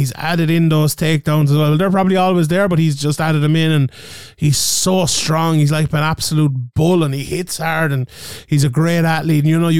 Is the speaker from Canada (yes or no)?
no; Ireland; we're a little bit biased being Irish